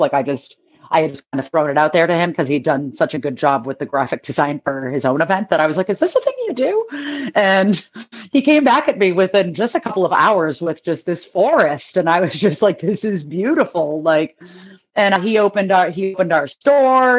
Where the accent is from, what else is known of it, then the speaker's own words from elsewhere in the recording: Boston, Massachusetts, United States; I'm from Boston